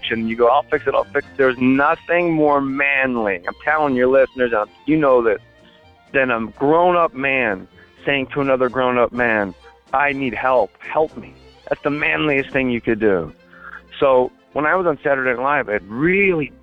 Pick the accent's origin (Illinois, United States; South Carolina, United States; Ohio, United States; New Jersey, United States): New Jersey, United States; I was just a kid from Jersey